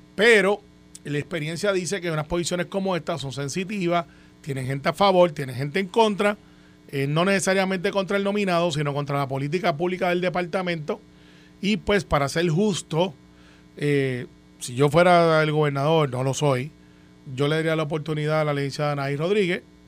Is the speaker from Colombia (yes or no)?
no; Puerto Rico; como muchos puertorriqueños